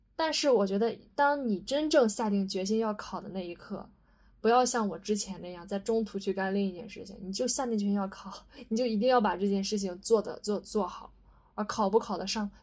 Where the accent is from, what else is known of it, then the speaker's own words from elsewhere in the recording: Shandong, China; moved away as an adult; now in Shanghai, China; 我是山东人